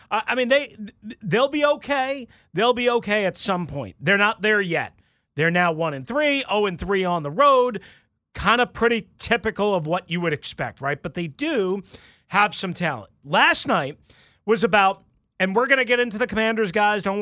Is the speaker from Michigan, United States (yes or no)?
no; Long Island, New York, United States; not from Staten Island. I'm from Long Island.